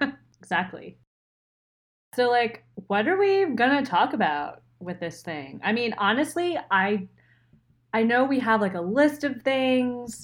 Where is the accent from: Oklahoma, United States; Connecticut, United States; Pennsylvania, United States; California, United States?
Pennsylvania, United States; right outside of Philadelphia; moved away as an adult; also born or lived in Rochester, New York; I'm from Pennsylvania, so not the Pittsburgh side. Never been to Pittsburgh. Um, but right outside of Philly. And born there, grew up there